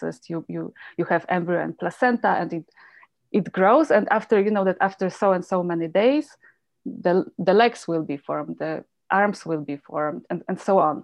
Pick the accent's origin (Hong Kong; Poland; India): Poland; moved away as an adult; also born or lived in Germany; now in Calgary, Canada; So I grew up in Poland, and during some late 70s, 80s